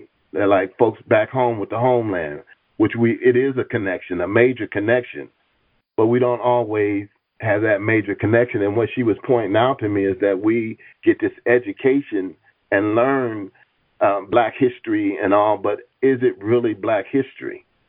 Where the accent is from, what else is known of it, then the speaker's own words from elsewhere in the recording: Tanzania; I'm from Tanzania, rather, excuse me, to teach Kiswahili here for years.